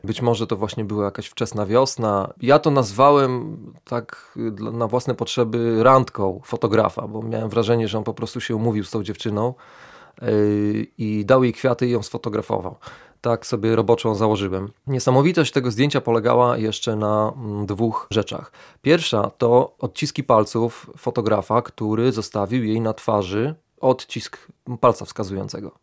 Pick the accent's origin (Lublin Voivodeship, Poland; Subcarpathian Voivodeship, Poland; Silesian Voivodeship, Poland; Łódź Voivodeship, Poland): Lublin Voivodeship, Poland; Lublin; jestem y, człowiekiem urodzonym w Lublinie, jestem lublinianinem